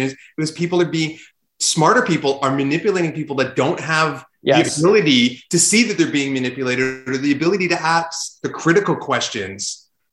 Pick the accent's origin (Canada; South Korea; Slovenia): Canada; we're Canadian